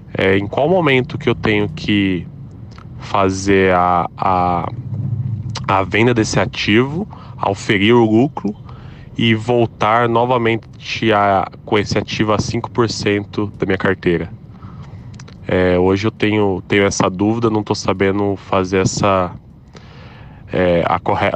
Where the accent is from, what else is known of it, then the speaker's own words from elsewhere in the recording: São José dos Campos, São Paulo, Brazil; sou de São José dos Campos